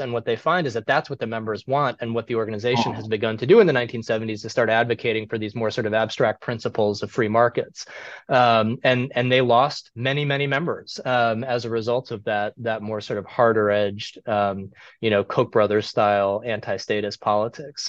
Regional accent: Cleveland, Ohio, United States; I I grew up in Cleveland

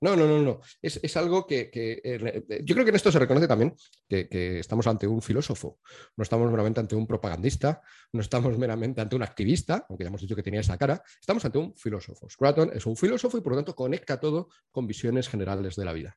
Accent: Spain; Yo me entiendo como español

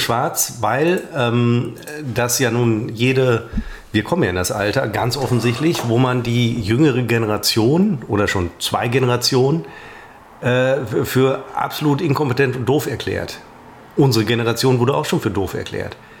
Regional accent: Münster, North Rhine-Westphalia, Germany; ich als Münsteraner

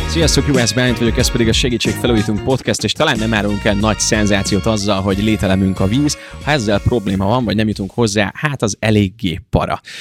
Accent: Ajka, Veszprém County, Hungary; now in Budapest, Hungary; amiben gyerekkoromban lakok, elkerülök a kollégiumba, elkerülök egy saját albérletbe, tehát sok ideig nem tudok beleszólni abba, hogy milyen vizet iszom én. Viszont mondjuk én tudom, hogy ott Ajka környékén tök finom a csapvíz

